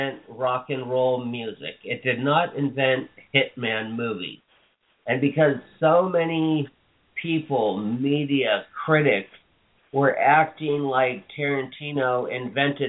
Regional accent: Hawaii, United States; Jim and I come from Hawaii

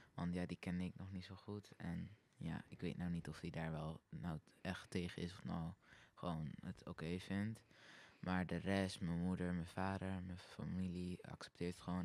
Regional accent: Netherlands; ik kom uit Hilsum

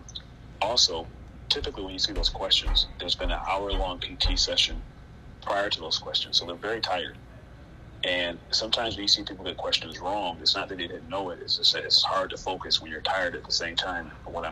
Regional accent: Rochester, New York, United States; I am from Rochester originally. I grew up on the west side of Rochester

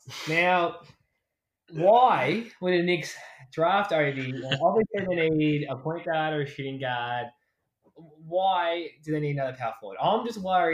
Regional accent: Australia; Being Australian

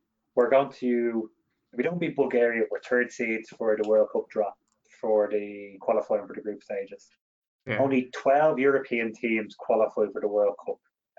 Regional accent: Ireland; I think we have to get rid of this opinion as Irish supporters that we are destined to qualify for pretty much every major tournament that comes up.

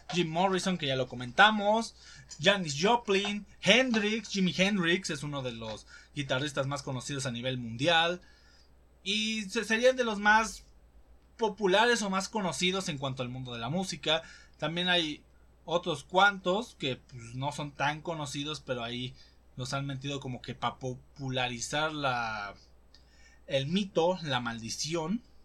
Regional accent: Mexico; los que somos mexicanos

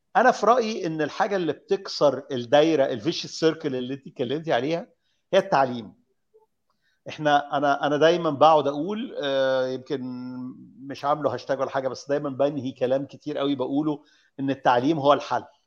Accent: Egypt; انا واحد مصري انا راجل معايا قرشين انا مصري

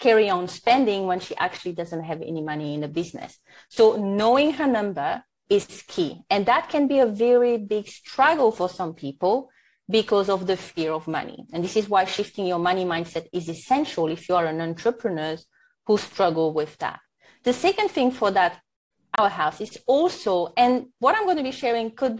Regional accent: French Polynesia; first language French; English is a second language; now in New Zealand; Born and raised in Tahiti, so French is my first language. And now I'm living in New Zealand

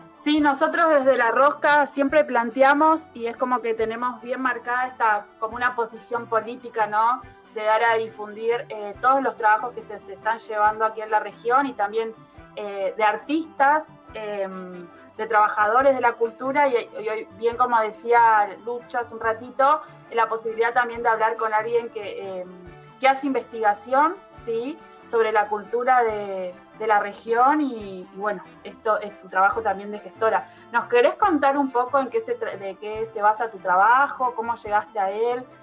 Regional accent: Argentina; como los argentinos

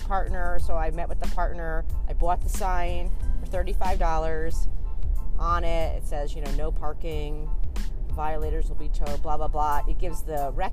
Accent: Connecticut, United States; I'm from Connecticut

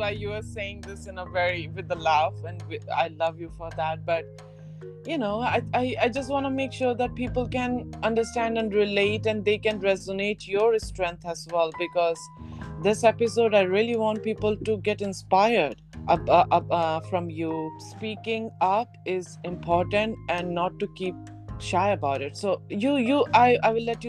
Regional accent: Delhi, India; we both are born and brought up in Delhi

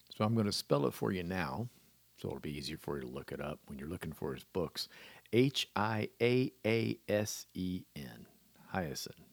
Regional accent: Clearwater, Florida, United States; also born or lived in Williamsburg, Virginia / Miami, Florida / Fort Myers, Florida; I was born in Williamsburg, Virginia. The family relocated to Clearwater, Florida in nineteen fifty-nine

